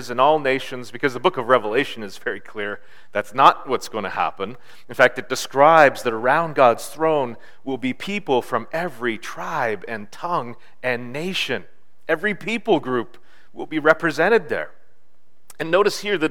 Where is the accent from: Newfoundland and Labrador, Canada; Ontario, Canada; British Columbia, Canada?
Ontario, Canada; Bancroft; I grew up in Bancroft in Northern Ontario.